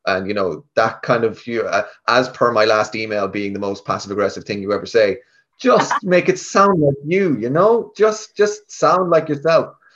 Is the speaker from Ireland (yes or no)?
yes; Galway, Connacht, Ireland; now in Dublin, Ireland; I'm from Galway I'm from the west of Ireland I came up to Dublin